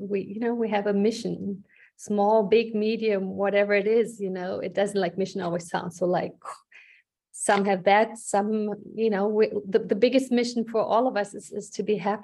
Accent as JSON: {"language": "English", "country": "Germany", "moved": "as an adult", "lives_now": "United States", "said": "You know, I immigrated from Germany to the States actually multiple mm-hmm. times."}